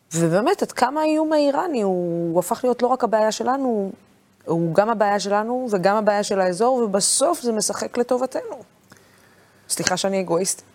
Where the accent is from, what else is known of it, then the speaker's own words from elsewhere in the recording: Dimona, Southern District, Israel; ואני לא קיבוצניקית, אני דימונאית